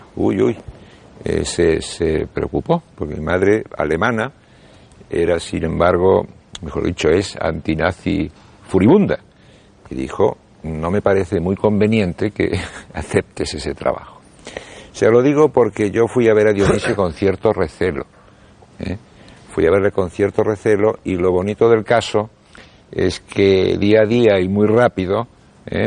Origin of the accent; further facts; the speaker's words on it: Buenos Aires, Argentina; now in Spain; Yo nací en Buenos Aires y llegué aquí a España en el año 1969